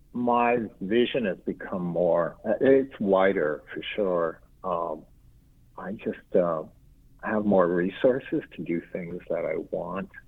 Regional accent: Tucson, Arizona, United States; moved away; also born or lived in New York; growing up in Tucson

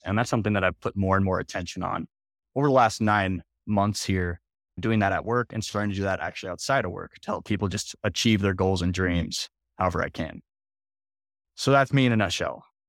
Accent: Minnesota, United States; also born or lived in Iowa; I grew up in Minnesota

